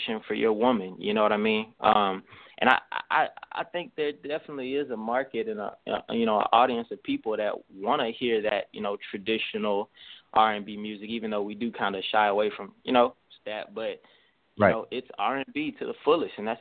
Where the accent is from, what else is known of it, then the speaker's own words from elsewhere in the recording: Montgomery, Alabama, United States; now in Houston, United States; I'm from Alabama, Gumtown, 334-36108